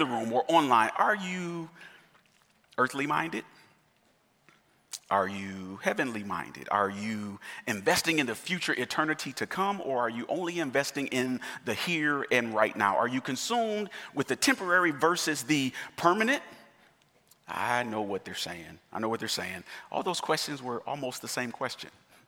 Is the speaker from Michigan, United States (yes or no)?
yes; Michigan, United States; I'm from Michigan, and the winters are horrible in Michigan